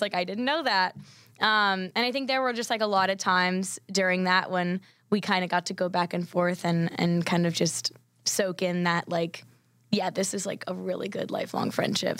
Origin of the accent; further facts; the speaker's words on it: Charleston, South Carolina, United States; moved away as an adult; now in Nashville, United States; growing up in Charleston, you have to eat fish